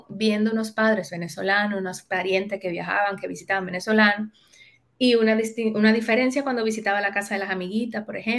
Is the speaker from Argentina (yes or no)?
no; Cibao, Dominican Republic; yo sí crecí en un barrio en Dominicana, yo, crecí como muy eh, metida en la cultura del Cibao